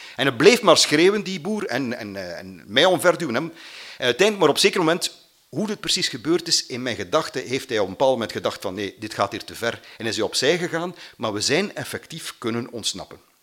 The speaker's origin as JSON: {"language": "Dutch", "town": "Mater", "region": "Flanders", "country": "Belgium"}